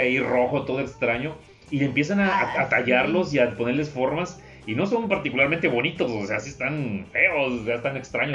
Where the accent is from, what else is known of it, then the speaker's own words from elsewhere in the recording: a town near Tampico, Tamaulipas, Mexico; moved away; en el pueblo donde soy original